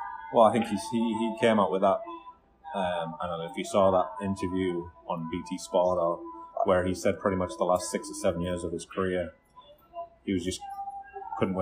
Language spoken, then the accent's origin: English; the North East, North East England, United Kingdom; I'm from the Northeast, and I used to go to a lot of Darlington games